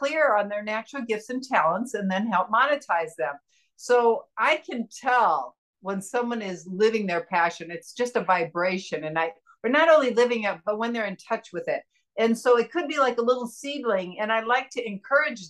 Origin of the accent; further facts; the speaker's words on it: Indiana, United States; moved away as an adult; now in San Diego, United States; I was born in Indiana.